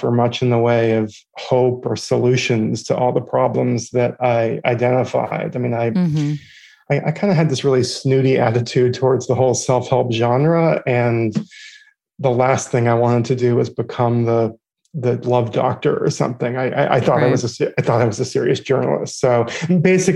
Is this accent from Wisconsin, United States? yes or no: no; Boston, Massachusetts, United States; now in New York, United States; I live in New York. I'm originally from Boston.